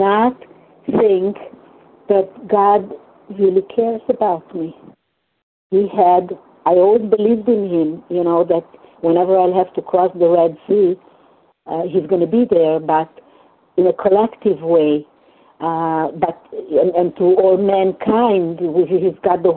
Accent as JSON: {"language": "English", "country": "Hungary", "first_language": "Hungarian", "second_language": "English", "moved": "yes", "said": "in my mother tongue, in Hungarian"}